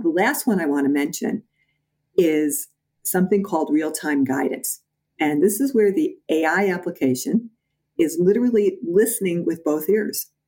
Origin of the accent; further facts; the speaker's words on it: Midwest, United States; moved away as an adult; also born or lived in Chicago; now in New York, United States; I'm a Midwesterner, and when I first moved to New York, I used to watch people talk